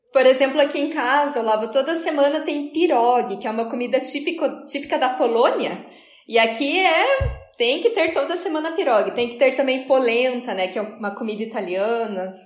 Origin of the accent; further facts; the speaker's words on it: Ponta Grossa, Paraná, Brazil; accent: southern Brazilian; moved away as an adult; now in Quito, Ecuador; eu sou de Ponta Grossa, no Paraná, que é uma cidade que fica a duas horas de Curitiba, e já fazem dois anos que eu moro em Quito, no Equador